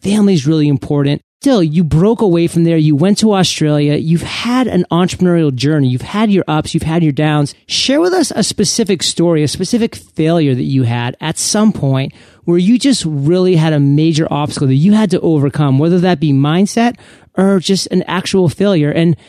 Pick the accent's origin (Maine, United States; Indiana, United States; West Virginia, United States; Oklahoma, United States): Maine, United States; born there; So, Ophelie, you started in Montreal, which isn't too far from where I was born in Maine.